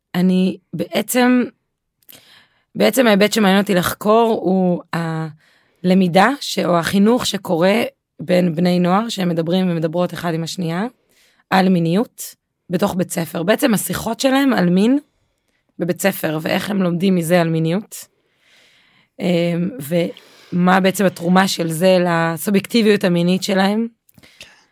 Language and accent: Hebrew; Be'erot Yitzhak, Central District, Israel; now in Kibbutz Alonim, Israel; אני גרה בקיבוץ אלונים, אבל לא גדלתי בקיבוץ אלונים, גדלתי בקיבוץ, אה, דתי, קיבוץ בראות יצחק